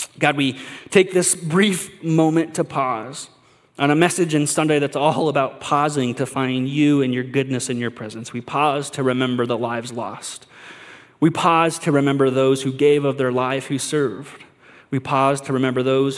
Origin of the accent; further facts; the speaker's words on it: United States; us as American Christians, the American church